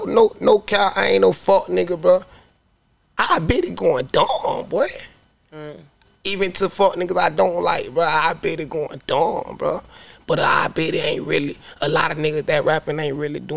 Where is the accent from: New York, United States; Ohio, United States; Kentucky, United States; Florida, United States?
Florida, United States; Carlton; I'm from Carlton, 8132